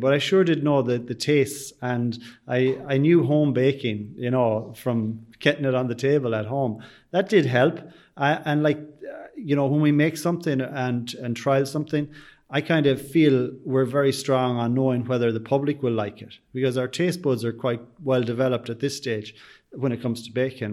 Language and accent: English; Sligo, Connacht, Ireland; they know I'm from Sligo